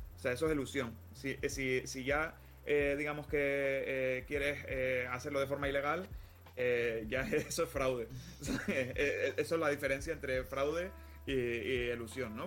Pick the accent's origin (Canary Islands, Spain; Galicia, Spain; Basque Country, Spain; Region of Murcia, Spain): Canary Islands, Spain; soy, canario